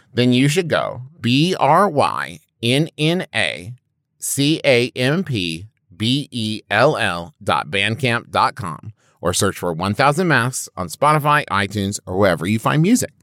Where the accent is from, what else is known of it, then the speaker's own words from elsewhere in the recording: Huntington, West Virginia, United States; I'm from Huntington, West Virginia